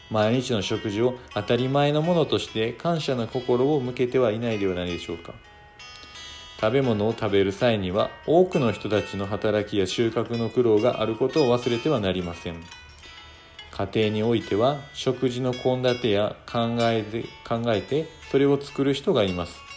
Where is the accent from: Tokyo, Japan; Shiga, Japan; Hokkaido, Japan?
Shiga, Japan; Koka; moved away; 実家が私、あの滋賀県の甲賀市って言って